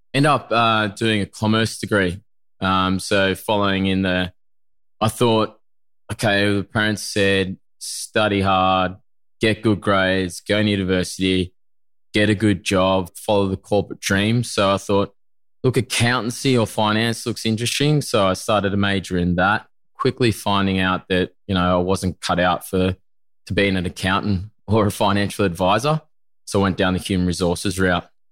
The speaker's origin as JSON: {"language": "English", "town": "Narromine", "region": "New South Wales", "country": "Australia", "tie": "born or raised there", "also_born_or_lived": "Bondi, Sydney", "moved": "yes", "lives_now": "Sydney, Australia", "said": "originally a country boy from country New South Wales. From those that don't know, it's a town called Narromine"}